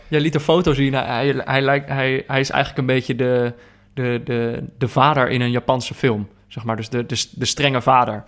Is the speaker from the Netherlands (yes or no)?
yes; Netherlands; als Nederlander